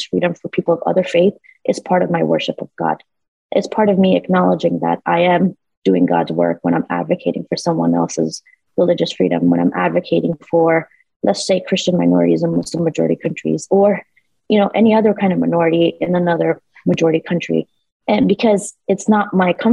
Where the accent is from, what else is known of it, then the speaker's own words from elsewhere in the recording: New York City, New York, United States; We were immigrants here in the United States. Growing up in New York City, I didn't have a mother